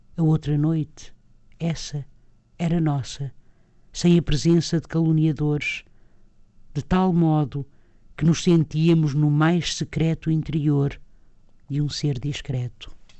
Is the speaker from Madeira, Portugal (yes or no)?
no; Lisbon, Portugal; eu própria sou do Sul, não é? Sou de, de Lisboa